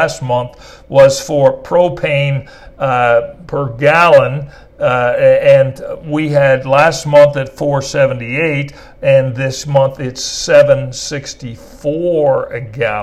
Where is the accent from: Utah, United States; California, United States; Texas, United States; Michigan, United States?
Texas, United States; we are Texan